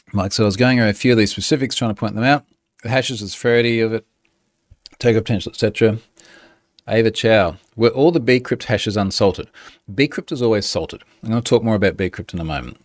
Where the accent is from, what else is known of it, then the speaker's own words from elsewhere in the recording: Australia; I'm Australian